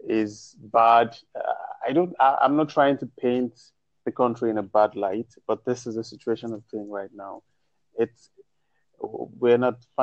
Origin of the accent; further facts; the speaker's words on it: Nigeria; as a Nigerian